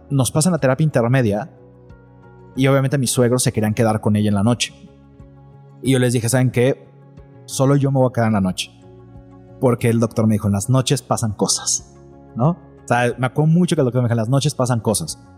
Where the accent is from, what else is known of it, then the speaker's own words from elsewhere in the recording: Mexico City, Mexico; now in Guadalajara, Mexico; yo soy de Ciudad de México